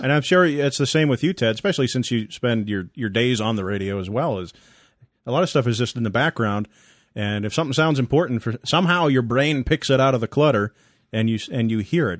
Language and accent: English; Massachusetts, United States; moved away; my hometown departments. uh, back in Massachusetts